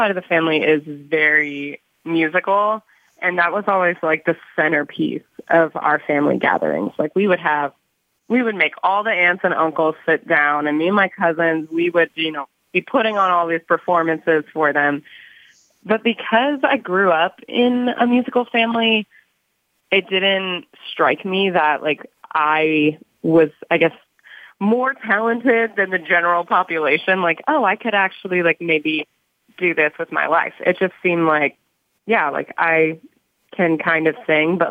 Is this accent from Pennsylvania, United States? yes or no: yes; Lancaster, Pennsylvania, United States; moved away as an adult; now in Pittsburgh, United States; I grew up in Lancaster, PA, which is close to Philadelphia.